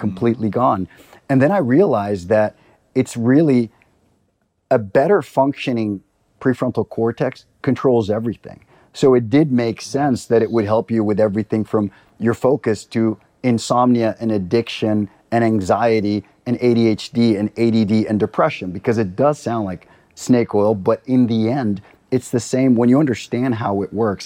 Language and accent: English; Costa Rica; also born or lived in Libya; now in Stockholm, Sweden; I'm from Costa Rica.